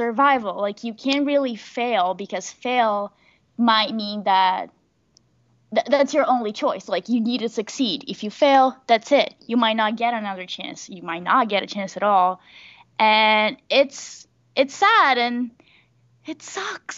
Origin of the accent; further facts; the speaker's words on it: Brazil; now in United States; I'm from Brazil